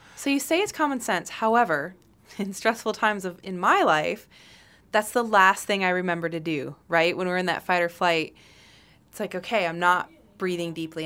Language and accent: English; Michigan, United States; I grew up in Michigan